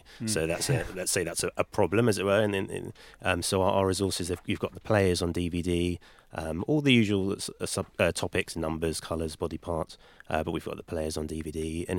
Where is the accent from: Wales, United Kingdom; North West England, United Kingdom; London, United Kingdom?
London, United Kingdom; I am from the Highbury area. I grew up in Newington Green